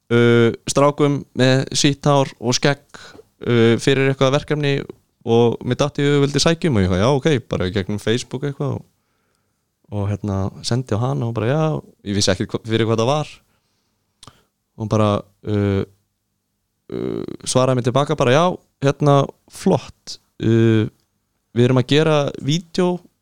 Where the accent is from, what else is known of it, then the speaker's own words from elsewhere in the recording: Iceland; ég kem frá Íslandi